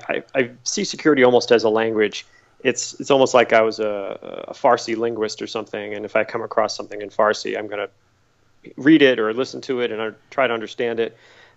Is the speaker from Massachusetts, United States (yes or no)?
yes; Massachusetts, United States; accent: Boston; Yeah, I was born and raised in Massachusetts. You don't hear it in my accent. I don't really have a Boston accent anymore